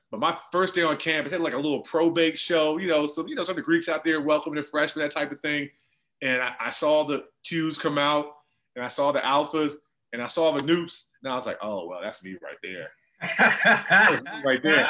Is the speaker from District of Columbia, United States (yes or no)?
yes; Washington, District of Columbia, United States; I grew up in Jack and Jill in the DC area